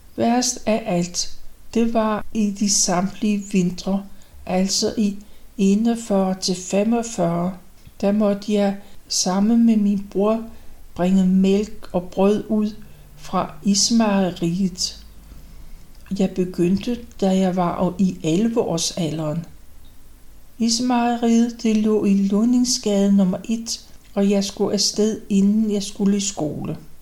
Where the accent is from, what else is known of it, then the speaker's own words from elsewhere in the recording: Copenhagen, Capital Region of Denmark, Denmark; Rysgade 43, som er det tidligste sted, jeg kan huske, for der flyttede vi ind, da jeg var vel omkring tre år gammel i 1932. Og det forblev mit barndomshjem